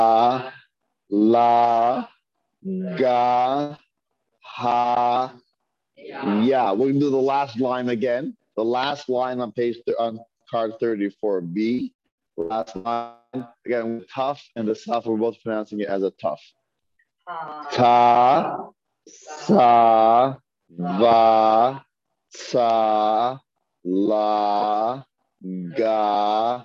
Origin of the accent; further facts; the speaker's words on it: Toronto, Ontario, Canada; moved away; also born or lived in New York / Brooklyn; I'm from the Northeast, I'm from Toronto.